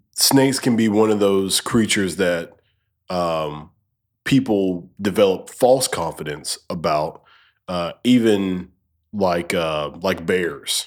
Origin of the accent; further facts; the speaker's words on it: Alabama, United States; I'm from Alabama